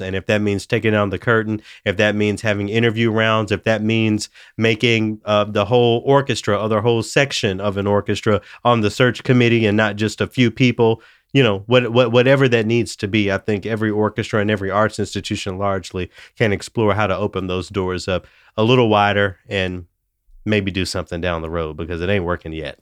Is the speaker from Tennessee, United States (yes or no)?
yes; Memphis, Tennessee, United States; now in Minnesota, United States; I'm from Memphis